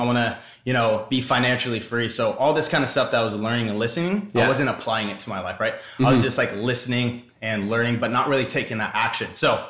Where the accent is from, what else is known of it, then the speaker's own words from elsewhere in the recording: Orange County, California, United States; I'm from Orange County, California.